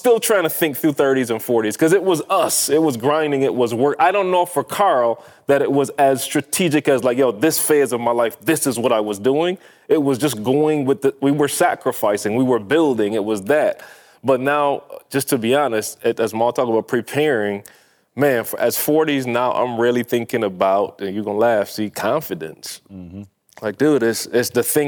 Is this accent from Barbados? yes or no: yes; Barbados; moved away as an adult; I am from Barbados